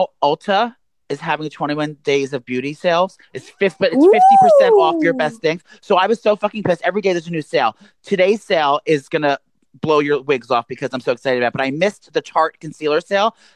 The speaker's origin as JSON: {"language": "English", "region": "New York", "country": "United States", "said": "we're both from New York State"}